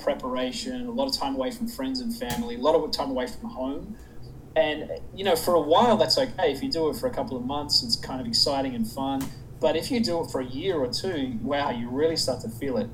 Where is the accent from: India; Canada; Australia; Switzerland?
Australia; Sydney, New South Wales; moved away as an adult; now in United States; I'm actually from south of there. I'm from Sydney